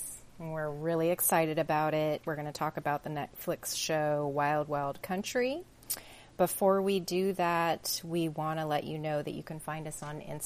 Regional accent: Southern Oregon, United States; We were young growing up in Southern Oregon in the 80s

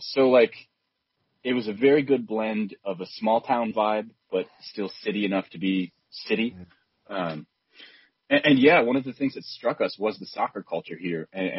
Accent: Buffalo, New York, United States; now in Chattanooga, United States; I grew up outside of Buffalo, New York, and it was sort of in the snowbelt territory

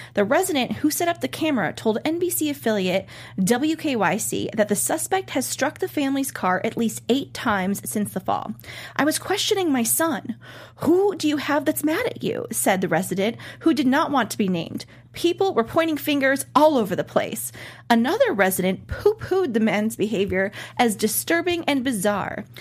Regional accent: Cleveland, Ohio, United States; my hometown of Cleveland, Ohio

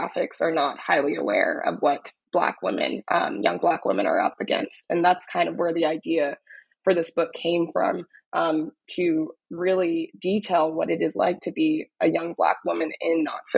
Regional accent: Dallas, Texas, United States; born or raised there; now in New York, United States

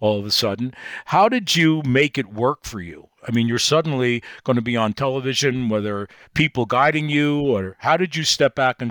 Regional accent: New York City, New York, United States; I'm from Brooklyn, New York

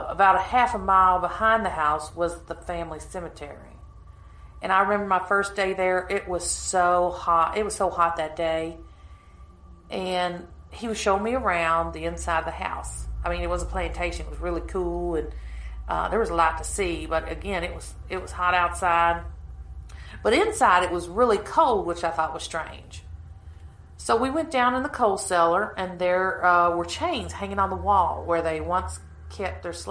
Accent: Kentucky, United States; I'm from Kentucky.

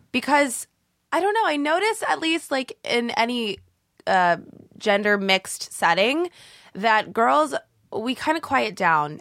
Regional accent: Canby, Oregon, United States; moved away as an adult; now in Los Angeles, United States; I'm from Oregon, um, born and raised in a little town in Oregon.

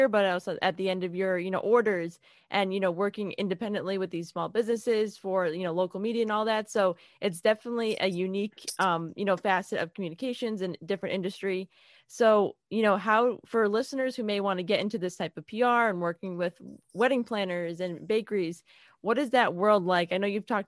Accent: Worcester, Massachusetts, United States; also born or lived in New York; I'm from Massachusetts. I'm from Worcester, Massachusetts

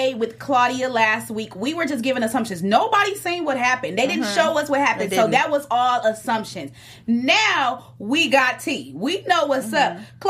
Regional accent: Detroit, Michigan, United States; I'm from Detroit.

